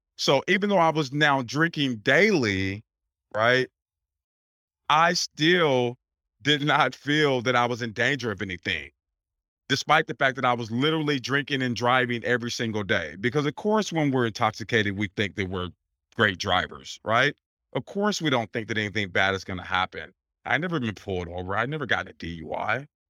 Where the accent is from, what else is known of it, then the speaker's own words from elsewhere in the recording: Portland, Oregon, United States; moved away as an adult; now in Pennsylvania, United States; I'm born and raised in Portland, Oregon, so I've only been out here several months